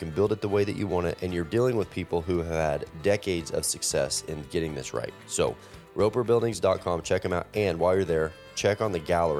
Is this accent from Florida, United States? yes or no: no; Texas, United States; But I grew up in Texas